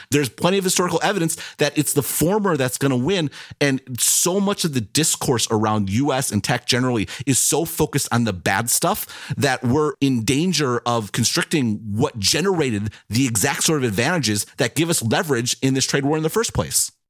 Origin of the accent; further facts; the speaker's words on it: United States; I am an American